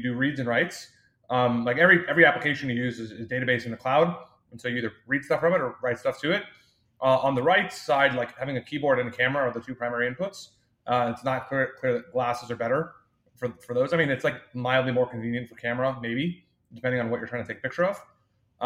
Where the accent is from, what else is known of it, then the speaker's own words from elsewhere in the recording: Austin, Texas, United States; also born or lived in New York; I was born and raised in Austin, Texas, which is where the firm is based today